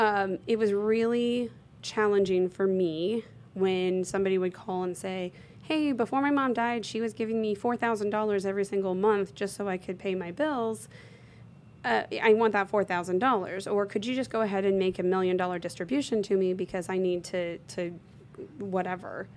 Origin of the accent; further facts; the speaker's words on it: Bloomington, Indiana, United States; I'm from born and raised in Bloomington, Indiana